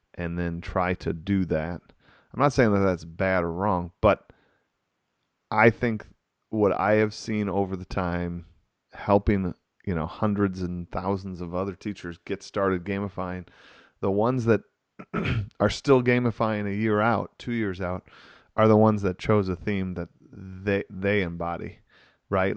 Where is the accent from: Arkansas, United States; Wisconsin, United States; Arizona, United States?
Wisconsin, United States; I'm from Wisconsin here